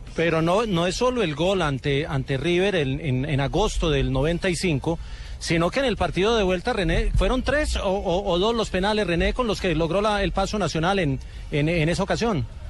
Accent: Colombia

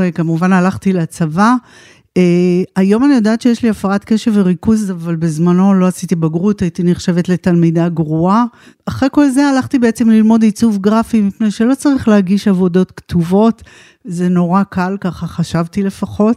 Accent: Israel; moved away as an adult; also born or lived in United States / Tel Aviv; now in Pardes Hanna, Israel; אני במקור אה, קיבוצניקית. נולדתי בקיבוץ

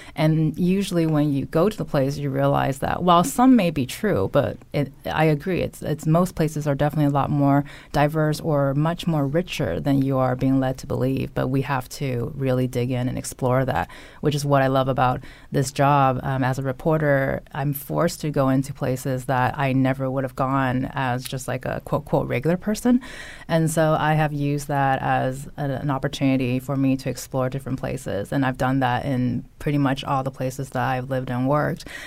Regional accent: California, United States; accent: valley girl; now in Connecticut, United States; growing up in California

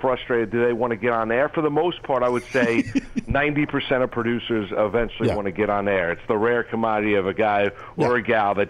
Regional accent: Rockland County, New York, United States; also born or lived in Syracuse, New York; I went to school at Don Bosco in Jersey. I grew up in Rockland County.

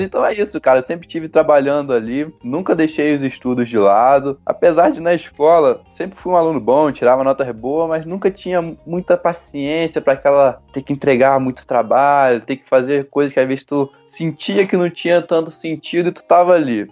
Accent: Teresópolis, Rio de Janeiro, Brazil; Eu sou aqui de Teresópolis, como você já falou, uhum. filho de agricultor, toda a família teve o pé ali na roça

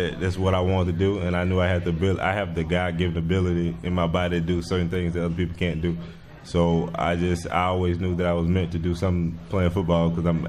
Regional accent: Louisiana, United States; It was in my hometown. I didn't have to leave, but I committed to like four different schools.

